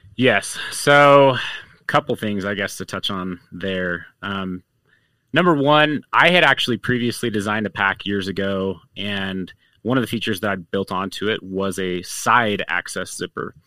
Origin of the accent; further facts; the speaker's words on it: Utah, United States; growing up in Utah